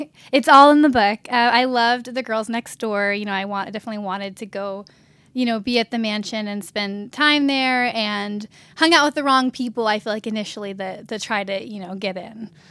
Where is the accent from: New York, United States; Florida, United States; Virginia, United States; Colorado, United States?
Virginia, United States; Richmond; moved away as an adult; now in Los Angeles, United States; I grew up in Richmond, Virginia